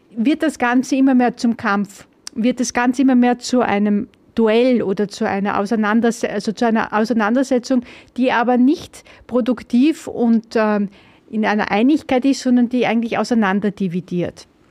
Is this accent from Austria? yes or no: yes; Austria; bei uns in Österreich